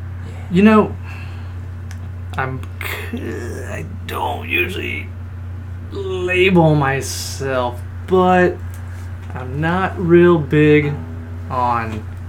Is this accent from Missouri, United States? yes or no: no; South Padre Island, Texas, United States; born or raised there; also born or lived in Harlingen, Texas